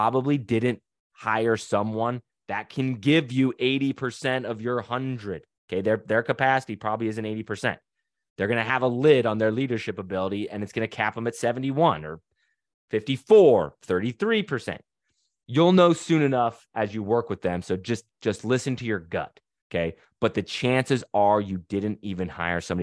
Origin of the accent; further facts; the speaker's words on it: Utah, United States; now in Louisiana, United States; We live in Louisiana, but we're not from here. I'm from Utah.